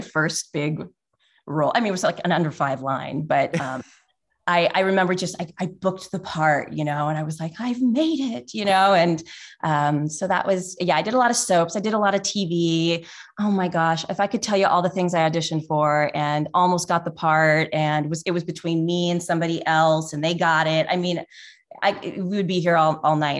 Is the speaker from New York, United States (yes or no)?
no; Nebraska, United States; moved away as an adult; also born or lived in Los Angeles; now in Oregon, United States; I grew up in Nebraska.